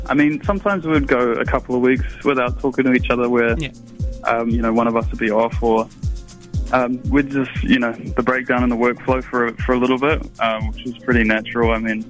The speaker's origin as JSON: {"language": "English", "region": "Auckland", "country": "New Zealand", "said": "I am an artist from Tamaki Makaurau."}